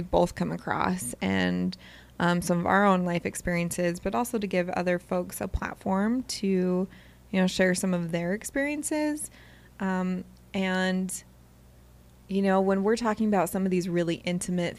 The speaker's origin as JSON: {"language": "English", "region": "California", "country": "United States", "moved": "yes", "lives_now": "Utah, United States", "said": "I'm a California girl"}